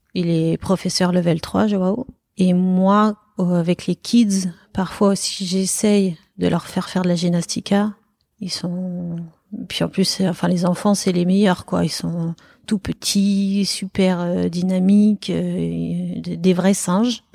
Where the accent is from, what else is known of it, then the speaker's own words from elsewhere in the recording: Paris, Île-de-France, France; moved away as an adult; now in Bordeaux, France; je suis parisienne à la base